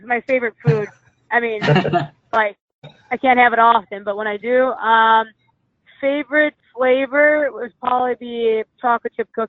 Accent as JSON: {"language": "English", "region": "Wisconsin", "country": "United States", "moved": "yes", "said": "I'm from Wisconsin"}